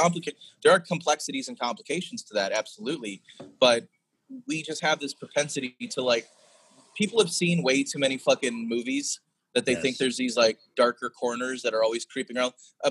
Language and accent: English; Chicago, Illinois, United States; also born or lived in New Orleans; now in Austin, United States; I'm from the south side of Chicago. I'm from like the south side. I'm from an Irish Catholic neighborhood, and I went from Chicago to New Orleans to Austin.